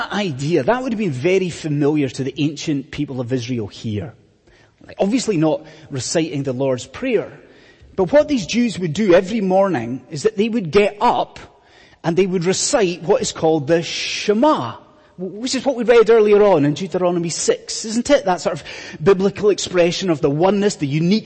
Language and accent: English; Scotland, United Kingdom; when I was growing up in Scotland, when I was in school in Scotland